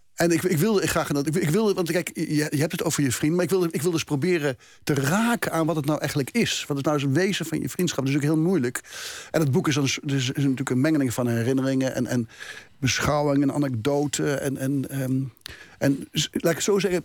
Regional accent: Gelderland, Netherlands; ik schrijf ook iedere dag een column in, in een krant in mijn geboortestreek, de Gelderlanden

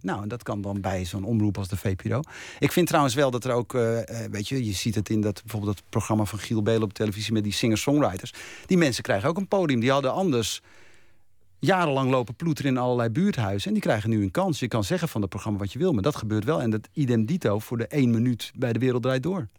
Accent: Bergen, North Holland, Netherlands; dorpje Bergen... waar ik ben geboren en opgegroeid.

